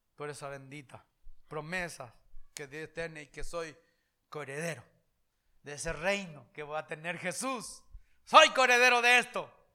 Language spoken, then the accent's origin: Spanish; Paraguay; Yo ya no soy simplemente paraguayo